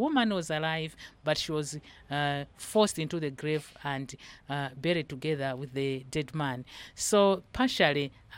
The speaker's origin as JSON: {"language": "English", "country": "Malawi", "said": "from Malawi."}